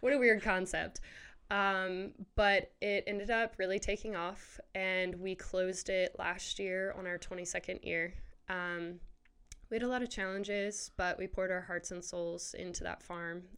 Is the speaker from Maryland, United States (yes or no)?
yes; Maryland, United States; moved away as an adult; now in Waco, United States; we're originally from Maryland